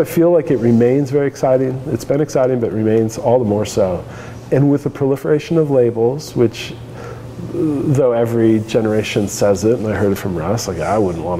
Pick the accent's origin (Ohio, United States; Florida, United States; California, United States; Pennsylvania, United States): California, United States; Santa Monica; now in Oregon, United States; I'm from Santa Monica